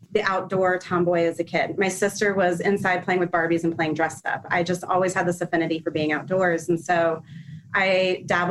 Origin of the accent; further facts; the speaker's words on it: Orlando, Florida, United States; also born or lived in Gainesville, Florida; We moved to Orlando when I was 8 years old. So I consider myself an Orlando native